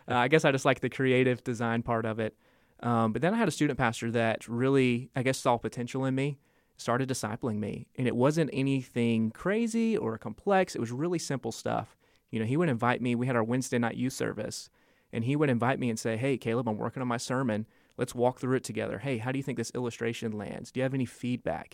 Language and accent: English; Asheville, North Carolina, United States; from Asheville, grew up in Asheville